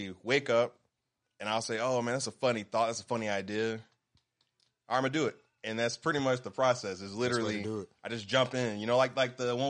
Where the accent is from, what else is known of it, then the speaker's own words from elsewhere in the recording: Birmingham, Alabama, United States; I've lived here my entire life, born and raised in Birmingham, Alabama.